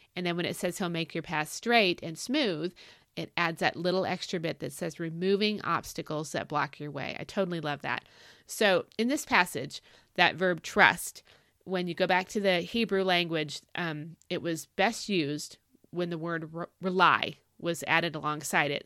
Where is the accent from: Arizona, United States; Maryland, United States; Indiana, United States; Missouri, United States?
Arizona, United States; moved away; for a, a hunk of my childhood, we grew up in Arizona